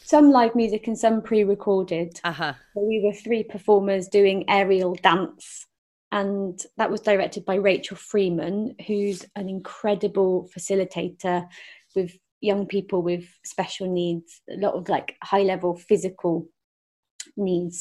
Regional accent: Forest of Dean, South West England, United Kingdom; I grew up in the Forest of Dean.

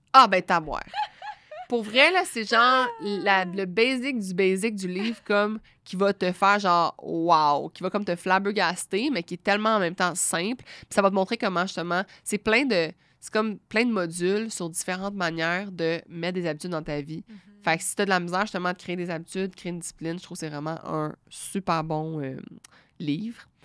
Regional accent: Quebec, Canada; nous on est là on est du Québec on, on est dans notre salon

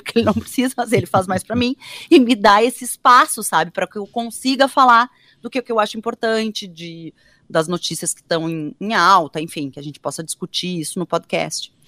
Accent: Porto Alegre, Rio Grande do Sul, Brazil; also born or lived in Cruz Alta; Então eu nasci em Cruz Alta, mas eu na verdade morei a minha vida inteira já em Porto Alegre.

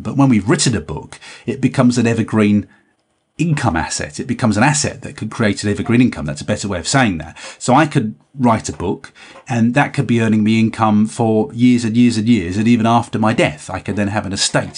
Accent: Cumbria, North West England, United Kingdom; we're all from Cumbria.

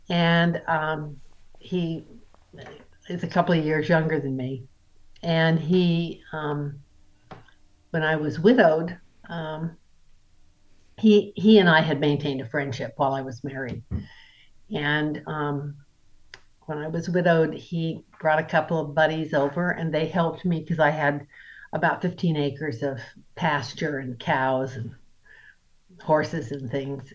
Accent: Boise, Idaho, United States; I'm from Idaho.

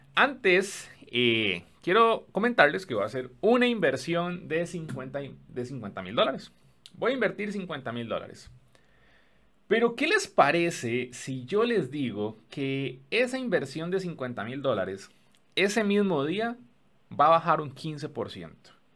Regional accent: Costa Rica; en mi país, en Costa Rica

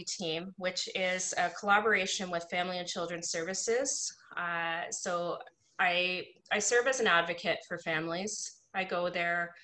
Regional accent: Niagara, Ontario, Canada; I grew up in Niagara in a predominantly non-Indigenous community

